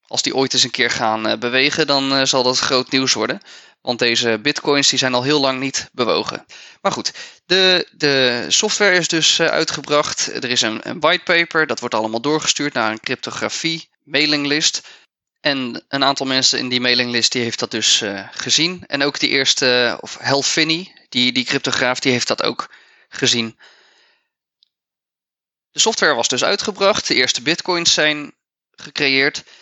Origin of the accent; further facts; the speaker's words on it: Netherlands; Dus voor ons als Nederlanders is dat niet het meest interessante.